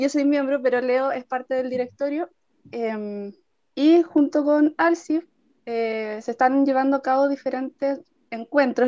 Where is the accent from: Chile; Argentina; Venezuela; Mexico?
Chile; Copiapó, Atacama; yo que soy de Copiapó